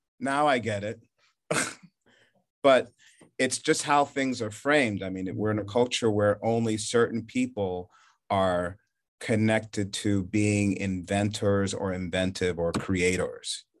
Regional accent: New Jersey, United States; moved away as an adult; also born or lived in Charleston, South Carolina; grew up in New Jersey

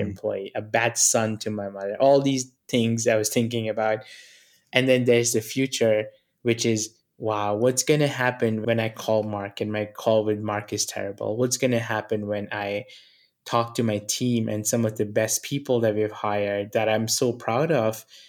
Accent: New Delhi, Delhi, India; moved away; I come from New Delhi. I was born in a very humble family.

